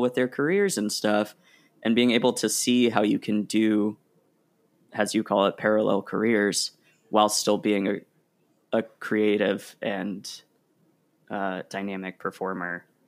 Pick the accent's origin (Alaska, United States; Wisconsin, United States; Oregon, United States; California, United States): Oregon, United States; also born or lived in Rhode Island; now in New York, United States; I grew up in Oregon and I love Oregon